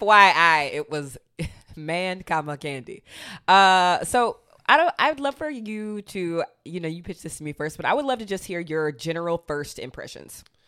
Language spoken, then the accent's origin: English; Athens, Georgia, United States; I grew up in Athens, Georgia